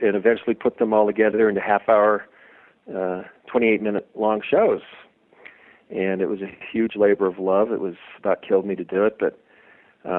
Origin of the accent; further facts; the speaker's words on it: Los Angeles, California, United States; growing up in Los Angeles, like I did